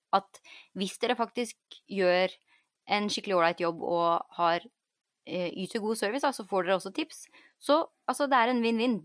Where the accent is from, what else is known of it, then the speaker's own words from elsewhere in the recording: Norway; now in United States; man syns jo det er mye bedre service her enn hjemme i Norge